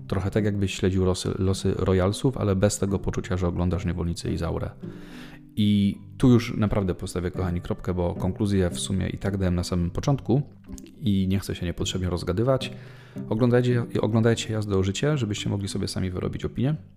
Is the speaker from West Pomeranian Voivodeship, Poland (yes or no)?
no; Leszno, Greater Poland, Poland; jako rodowity leszczynianin